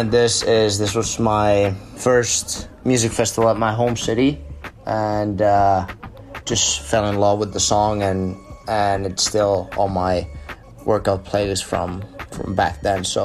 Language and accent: English; Finland; English is a second language; I'm from Finland.